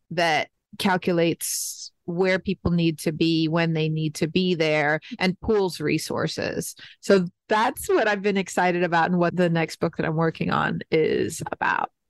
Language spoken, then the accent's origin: English; New York City, New York, United States; moved away as an adult; now in Detroit, United States; I grew up in New York City and then lived in many other places in the United States and recognized how different my experience growing up was. I mean, I literally grew up 50 steps from a subway station you know, and then I went to high school in Manhattan on Fifth Avenue